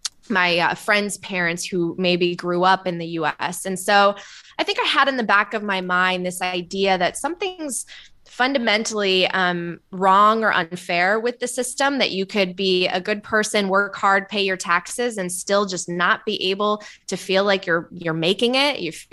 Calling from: Los Angeles, California, United States; I'm calling in from beautiful, sunny, and hot Los Angeles. It does not feel like March 1st here.

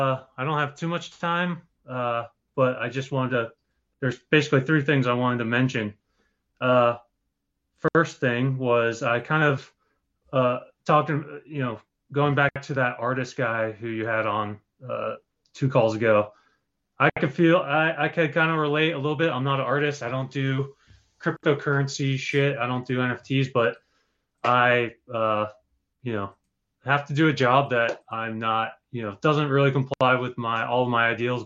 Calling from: Rhode Island, United States; from Rhode Island.

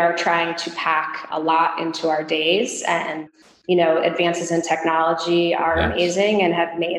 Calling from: California, United States; I am speaking from the Bay Area, just right outside San Francisco in the heart of Silicon Valley.

